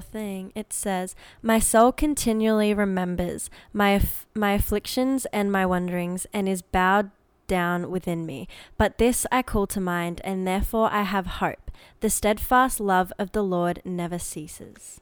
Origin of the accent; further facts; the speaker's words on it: Queensland, Australia; also born or lived in Adelaide; when we first moved to Queensland